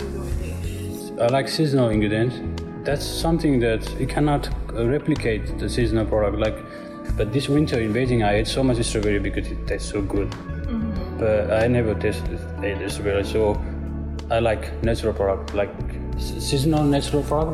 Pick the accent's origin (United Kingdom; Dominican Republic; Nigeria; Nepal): Nepal; now in Shenzhen, China; I come from Nepal